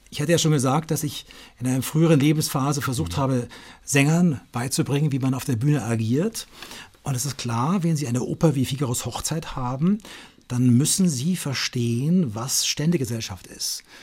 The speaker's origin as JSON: {"language": "German", "town": "Munich", "region": "Bavaria", "country": "Germany", "tie": "born or raised there", "said": "Ich bin aufgewachsen in München und äh, wir waren eigentlich immer in Italien."}